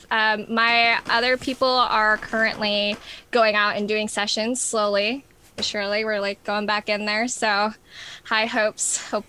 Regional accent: New York, United States; also born or lived in New Orleans / Texas / Arizona / New Mexico; Well, I've lived in New Orleans, Texas. I'm originally from New York. Um, where else have I lived? Um, Arizona, New Mexico.

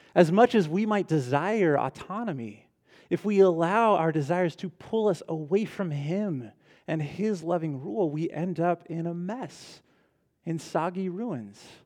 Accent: Ventura, California, United States; I grew up in Ventura, so it's about two hours north of here, a little beach town

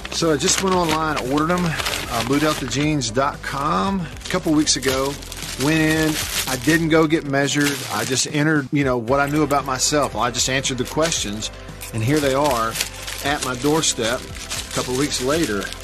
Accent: Tupelo, Mississippi, United States; Tupelo, Mississippi, my hometown

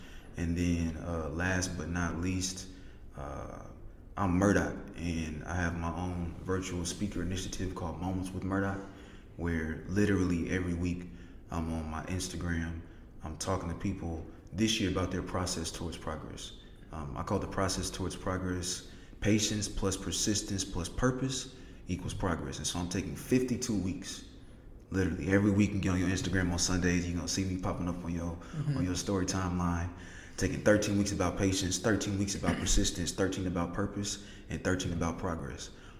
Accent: Indianapolis, Indiana, United States; I was raised in Indianapolis. I wasn't born here. I moved a lot when I was a kid, but the city of Indianapolis made me.

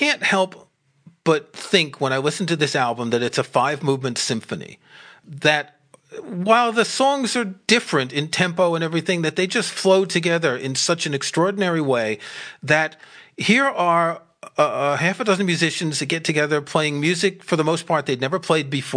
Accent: New York City, New York, United States; I grew up in Queens, so I was what we called the bridge and tunnel crowd

